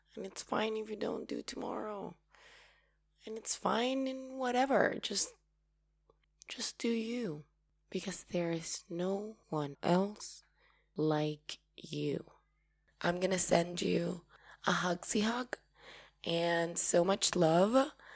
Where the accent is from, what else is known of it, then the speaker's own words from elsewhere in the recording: Paraguay; I'm from Paraguay